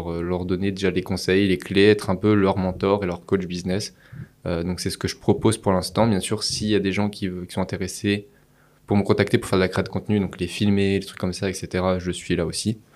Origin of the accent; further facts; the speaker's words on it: Paris, Île-de-France, France; moi, il faut savoir que je suis parisien de base.